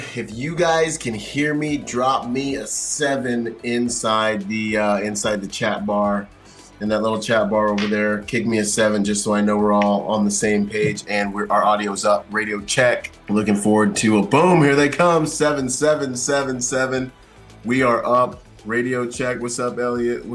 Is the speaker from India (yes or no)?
no; Bahamas; also born or lived in Florida; now in California, United States; I'm from the Bahamas